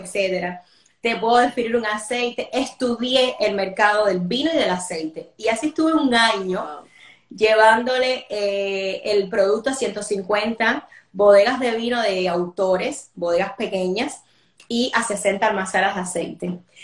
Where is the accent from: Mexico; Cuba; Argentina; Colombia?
Cuba; moved away as an adult; now in Spain; soy ahora actriz cubana